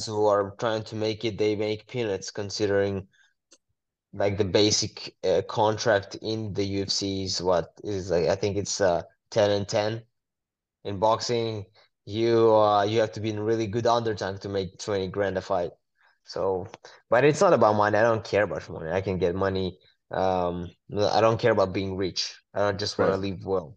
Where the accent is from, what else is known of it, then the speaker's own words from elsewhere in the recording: Israel; I was born and raised in Israel